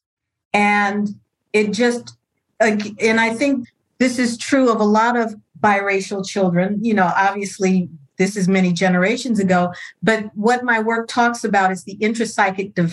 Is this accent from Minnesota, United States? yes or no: no; Los Angeles, California, United States; I'm born and raised in Los Angeles, California, what we now call South Central.